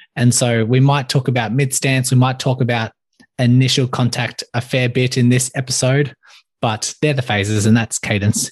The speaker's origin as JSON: {"language": "English", "town": "Melbourne", "region": "Victoria", "country": "Australia", "tie": "born or raised there", "said": "I grew up in Melbourne, Australia, born and raised, still here today"}